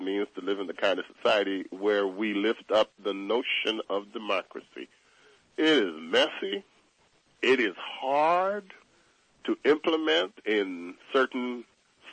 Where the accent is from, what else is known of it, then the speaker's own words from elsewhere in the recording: New York City, New York, United States; growing up in Bedford-Stuyvesant as a young black boy